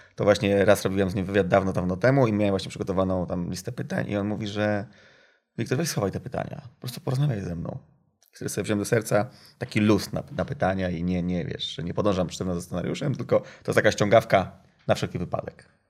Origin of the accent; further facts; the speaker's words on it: Gdynia, Pomeranian Voivodeship, Poland; ja jestem z Gdyni